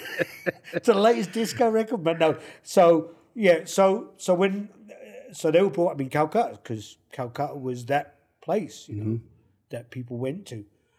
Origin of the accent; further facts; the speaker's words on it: London, United Kingdom; moved away as an adult; also born or lived in Kentish Town, London; now in Calgary, Canada; I was brought up there in Southfields